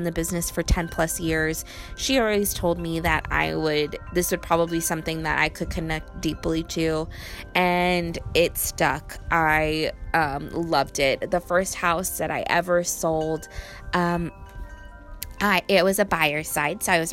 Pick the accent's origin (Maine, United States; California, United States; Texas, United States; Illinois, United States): California, United States; Riverside; Riverside is my hometown